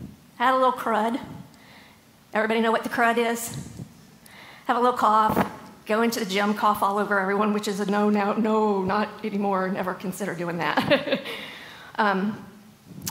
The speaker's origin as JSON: {"language": "English", "region": "Southern Illinois", "country": "United States", "tie": "born or raised there", "also_born_or_lived": "Raleigh, North Carolina", "moved": "as an adult", "lives_now": "North Carolina, United States", "said": "I grew up in Southern Illinois. At the age of 19, I moved out to Raleigh to work for American Eagle."}